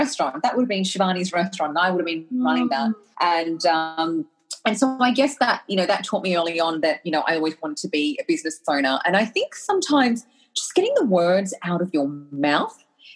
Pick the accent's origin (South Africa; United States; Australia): Australia; I was brought to Australia by my incredible parents when I was one, and had the incredible privilege of growing up in Australia and having an Australian education.